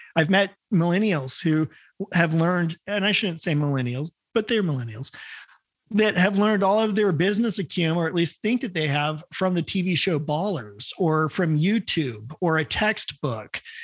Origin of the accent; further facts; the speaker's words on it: Salem, Oregon, United States; I grew up in Salem, Oregon